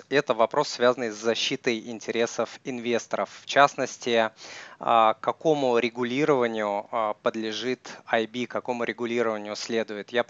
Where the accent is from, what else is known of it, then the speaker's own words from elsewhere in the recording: Russia; Может быть, я тот россиянин, который э, периодически путешествует